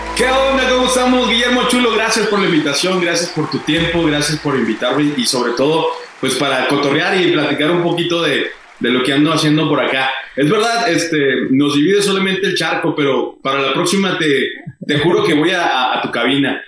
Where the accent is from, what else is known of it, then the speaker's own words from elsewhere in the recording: Hidalgo del Parral, Chihuahua, Mexico; now in Ciudad Juárez, Mexico; yo soy de Parra, Chihuahua, y ya cuando nos venimos para acá, para, para Juárez